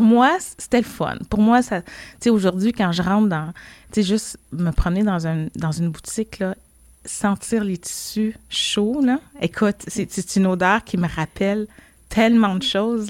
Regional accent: Montreal, Quebec, Canada; also born or lived in Laval; je suis née ici, je suis née à Montréal, dans le quartier de Saint-Michel. Euh, puis quand mes parents, ils ont déménagé, dans le fond, sur la rive nord, à Laval

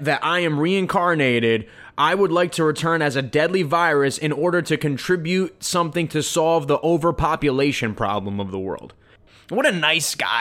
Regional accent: United States; I'm an American

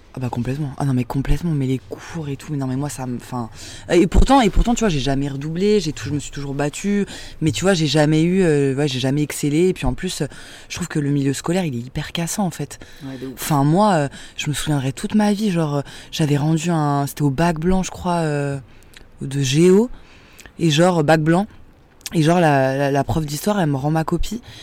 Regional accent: Saint-Denis, Île-de-France, France; J'ai grandi à Saint-Denis en banlieue parisienne dans le 93

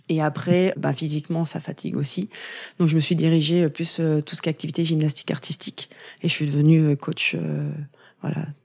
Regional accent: Valognes, Normandy, France; en Normandie, mais pas à Granville. Je suis du Nord-Cotentin. Je suis née à Valogne, voilà, où j'ai fait euh, la plupart

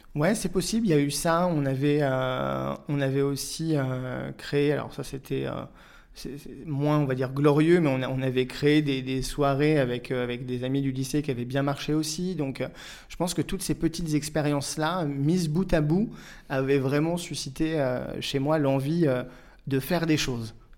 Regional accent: Auxerre, Bourgogne-Franche-Comté, France; moved away as an adult; also born or lived in Paris; Je suis né, j'ai grandi à Auxerre jusqu'à l'âge de 18 ans

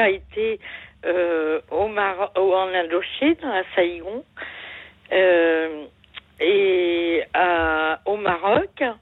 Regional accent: Quebec, Canada; Oui, bah, je suis née déjà au Canada

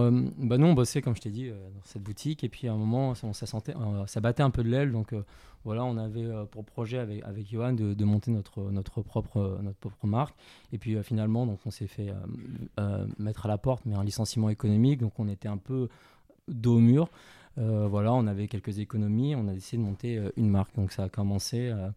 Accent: Paris, Île-de-France, France; also born or lived in China; je suis né en Chine, j'ai grandi à, Paris, en banlieue parisienne

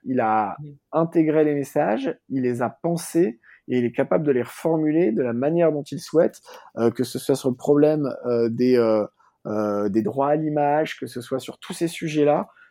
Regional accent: France; en tant que Français

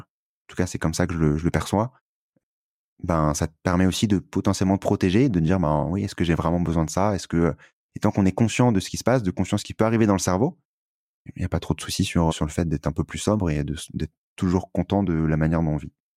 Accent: France; on était euh, privilégié en France

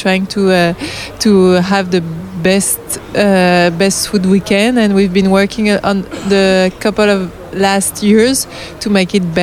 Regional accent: London, United Kingdom; Are you, are you English? Yeah, well, yes, we are from London.

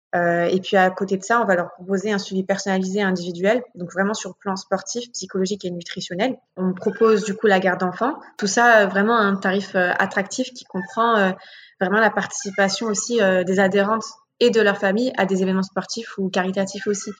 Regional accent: Paris, Île-de-France, France; J'ai grandi à Paris dans le 18e et je suis toujours encore actuellement

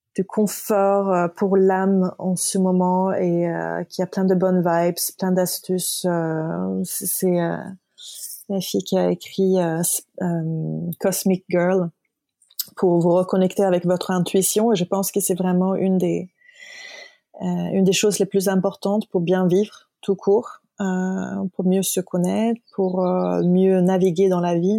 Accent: Stockholm, Stockholm County, Sweden; moved away; Stockholm, ma ville natale

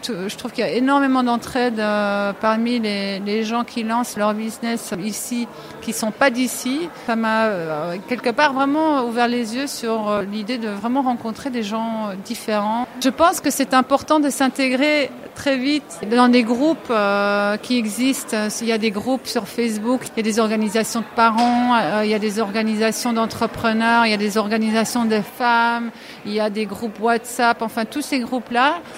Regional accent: Amsterdam, North Holland, Netherlands; French is a second language; moved away as an adult; also born or lived in London / Paris; now in Barcelona, Spain; je suis hollandaise d'Amsterdam

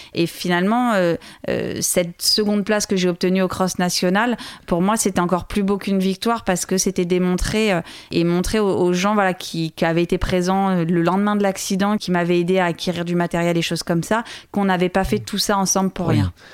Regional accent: Loir-et-Cher, Centre-Val de Loire, France; c'est là-bas que j'ai grandi, c'est là-bas que je me suis construite

